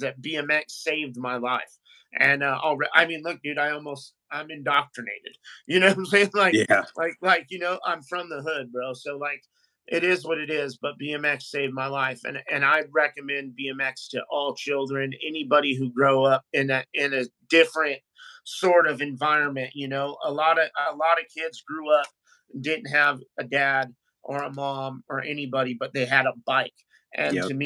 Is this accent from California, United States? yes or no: yes; California, United States; I'm from California